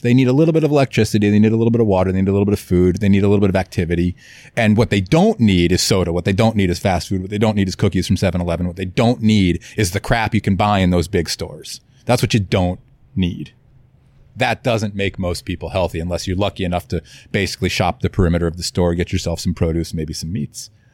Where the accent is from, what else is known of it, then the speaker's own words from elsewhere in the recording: Florida, United States; moved away; also born or lived in Kauai; I grew up in Florida